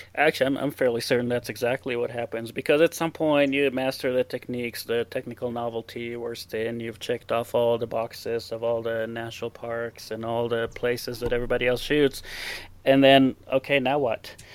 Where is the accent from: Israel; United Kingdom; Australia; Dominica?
Israel; English is a second language; moved away as an adult; now in Torrey, United States; I uh, was born, I grew up in Israel. I lived there for 26 years